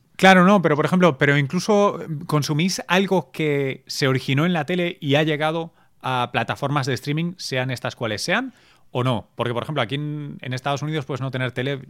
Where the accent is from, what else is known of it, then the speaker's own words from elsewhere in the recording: Barcelona, Catalonia, Spain; yo me crié en Barcelona